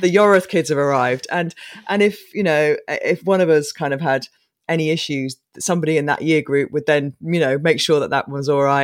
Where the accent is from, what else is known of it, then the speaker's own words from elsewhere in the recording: Coventry, West Midlands, United Kingdom; from this flat, two bedroom flat, three kids in Coventry.